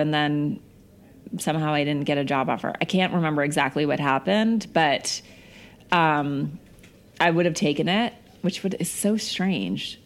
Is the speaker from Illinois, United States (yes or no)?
no; Missoula, Montana, United States; moved away; I grew up in Missoula, Montana, which is like a small town